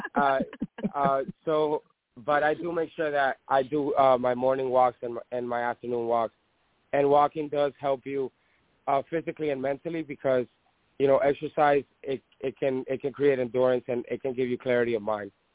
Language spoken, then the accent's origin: English; Dominican Republic; now in United States; I was born in Dominican Republic